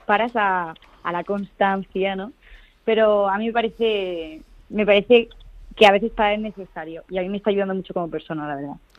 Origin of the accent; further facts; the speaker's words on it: Granada, Andalusia, Spain; moved away as an adult; also born or lived in Madrid; me mudé a Granada, porque yo soy de aquí